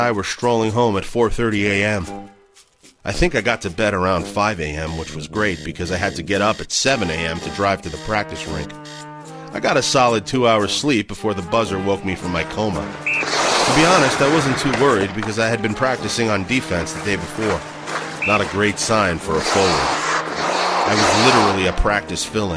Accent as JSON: {"language": "English", "town": "Dryden", "region": "Ontario", "country": "Canada", "tie": "born or raised there", "said": "We grew up in Dryden, a small mill town in northwestern Ontario"}